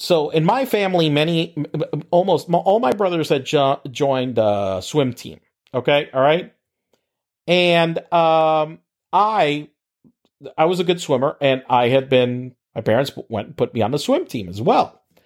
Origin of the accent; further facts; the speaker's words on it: Puerto Rico; moved away as an adult; also born or lived in Pittsburgh; in Puerto Rico, we were in high school